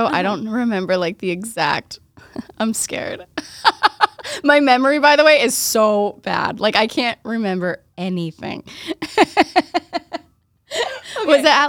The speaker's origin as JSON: {"language": "English", "town": "Waltham", "region": "Massachusetts", "country": "United States", "tie": "born or raised there", "lives_now": "Boston, United States", "said": "I was born and raised in Waltham, outside of Boston."}